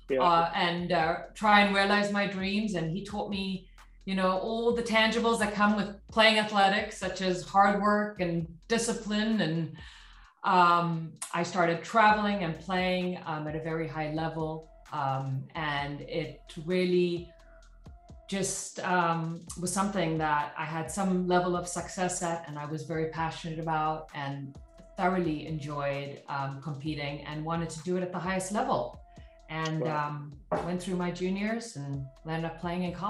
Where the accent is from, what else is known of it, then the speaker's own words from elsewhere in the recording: South Africa; moved away; also born or lived in Dallas, Texas; I grew up in South Africa